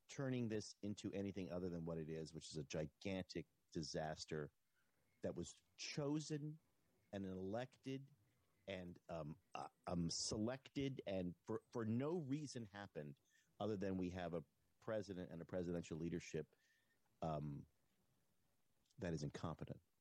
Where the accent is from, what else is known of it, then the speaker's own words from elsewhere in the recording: United States; as an American